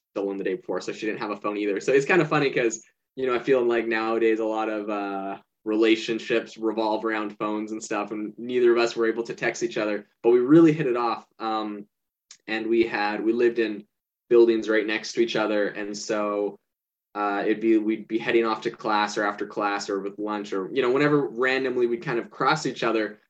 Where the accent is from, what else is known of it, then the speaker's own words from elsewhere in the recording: Vancouver Island, British Columbia, Canada; also born or lived in Hawaii; now in Arizona, United States; I grew up in Canada on Vancouver Island, right next to Vancouver, British Columbia.